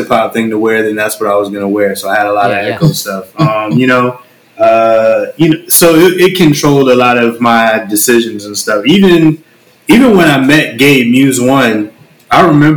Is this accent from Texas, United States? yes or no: no; California, United States; moved away as an adult; I was basically born and raised in California